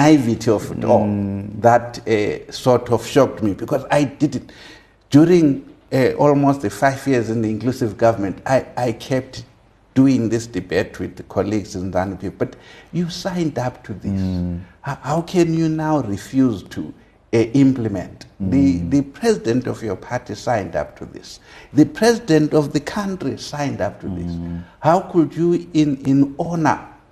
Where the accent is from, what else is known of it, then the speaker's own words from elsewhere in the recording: Maboleni, near Gweru, Midlands, Zimbabwe; I was born obviously in Rhodesia in a village called Maboleni, which is some 50 kilometers from Gwelu, just after Lua Gwelu Mission. I grew up there